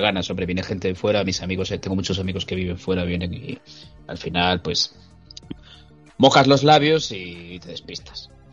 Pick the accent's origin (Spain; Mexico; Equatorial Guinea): Spain; somos españoles de bien